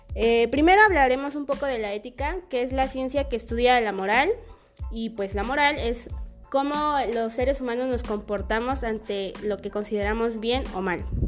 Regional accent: Mexico; es nuestro deber como mexicanos y como fisioterapeutas promover la salud

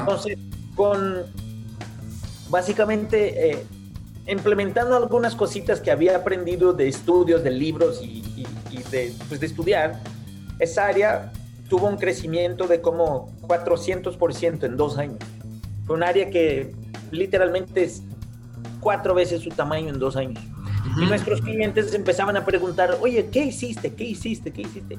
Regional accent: Brazil; moved away as an adult; also born or lived in Costa Rica; now in Mexico City, Mexico; yo básicamente soy un brasileño

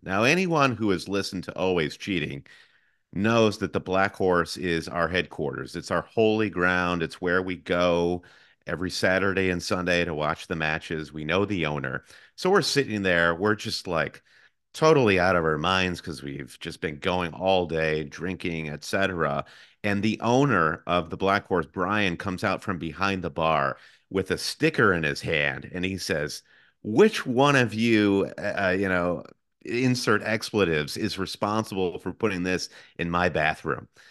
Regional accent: Michigan, United States; moved away; I am originally from Michigan, like my co-host Josh

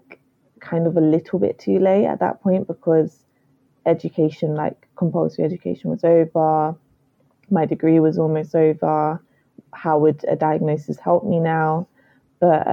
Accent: London, United Kingdom; I grew up in Southeast London, still where I am now

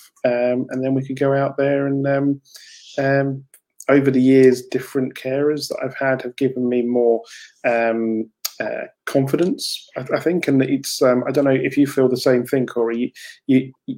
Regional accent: Canterbury, South East England, United Kingdom; I come from Canterbury in deepest, darkest Kent, just outside London.

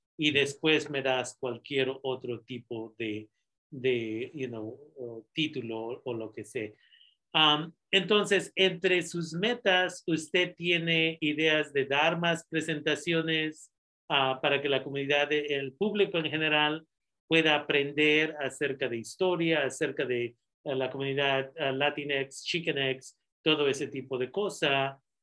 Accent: Oaxaca, Mexico; moved away; yo vengo de Oaxaca

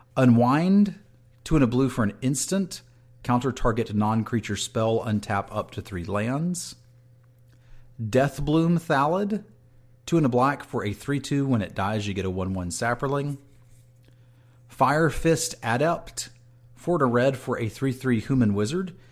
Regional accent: East Coast, United States; moved away; that's where I grew up. So like mm. my hometown is getting hit with this

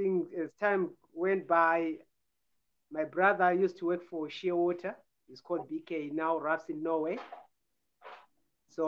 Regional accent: Chisuma, near Victoria Falls, Matabeleland North, Zimbabwe; also born or lived in Hwange area; I was born in Wange area in a village called Mbija in Jambezi. Then I grew up in a place called Chisuma. That's where the rafting guys take out. Did my primary education there, then moved to Victoria Falls

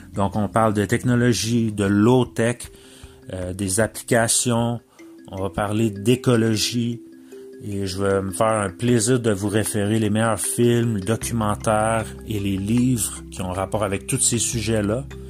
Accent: Mauricie, Quebec, Canada; j'habite en Mauricie. je suis natif de la Mauricie

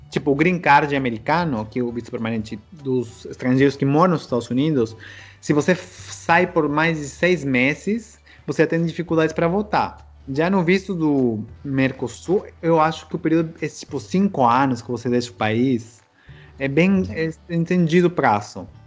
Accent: Peru; Muita gente acha que sou chileno, argentino. Porque assim, eu tenho olho puxado, né? Um pouco, pela mistura indígena.

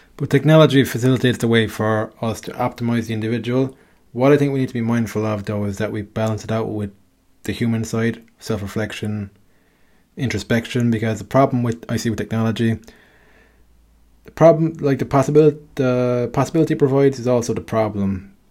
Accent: Ireland; me growing up in Ireland

